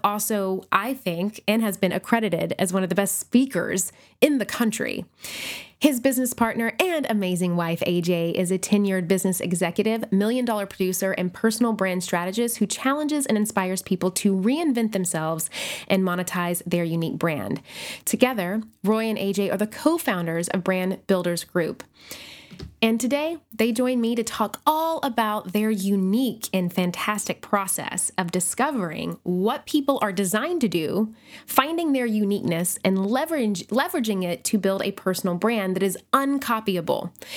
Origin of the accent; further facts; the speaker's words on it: Nashville, Tennessee, United States; my hometown of Nashville, Tennessee